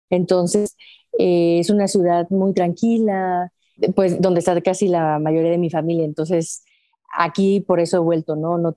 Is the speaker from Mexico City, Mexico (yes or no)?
no; Aguascalientes, Mexico; pues aquí saludándote desde mi ciudad natal hasta Chile